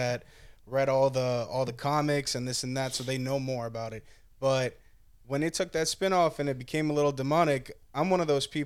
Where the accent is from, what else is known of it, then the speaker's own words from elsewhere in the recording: Pompano Beach, Florida, United States; I'm from South Florida. I grew up in Pompano Beach.